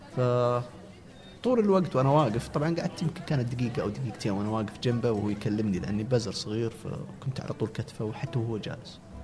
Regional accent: Al-Namas, Asir, Saudi Arabia; moved away as an adult; also born or lived in Abha / Riyadh; ما جينا من ابها جينا من قريه تابعه للنماص مدينه النماص

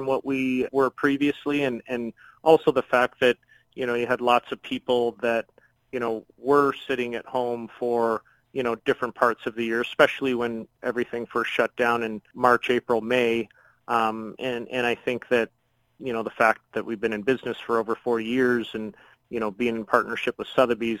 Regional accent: Chatham, Ontario, Canada; I'm born and raised in Chatham, Ontario

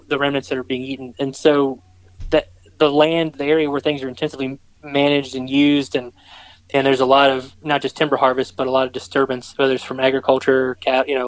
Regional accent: Richmond, Virginia, United States; moved away as an adult; I grew up around Richmond, just south of Richmond, Virginia, and I went away to school

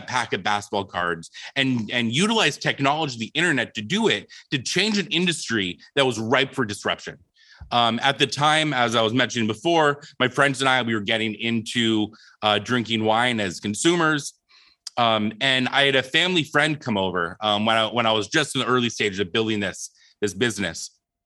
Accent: Phoenix, Arizona, United States; when I was 8 years old, I was from Phoenix, Arizona

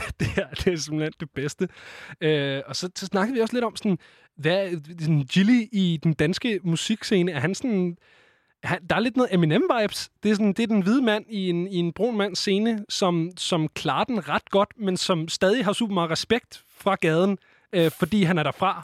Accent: Denmark

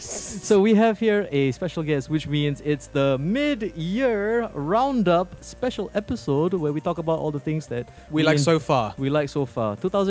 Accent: Singapore; we're from Singapore.

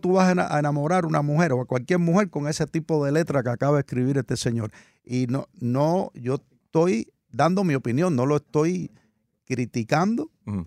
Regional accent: Cuba; now in United States; la aprendí desde muy niño se usaba mucho en mi país natal, en Cuba

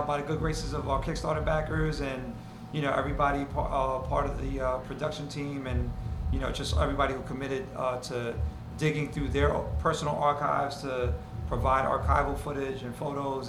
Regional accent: New York City, New York, United States; I grew up on the Upper West Side on 97th Street

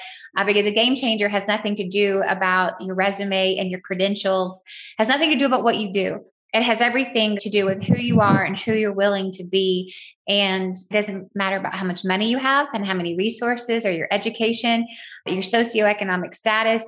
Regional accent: the South, United States; accent: very Southern; I use my very Southern accent

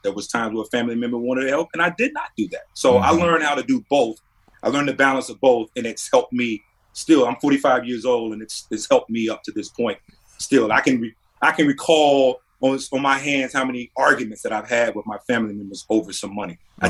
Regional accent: North Carolina, United States; Representing my hometown, representing the state of North Carolina is also right up there.

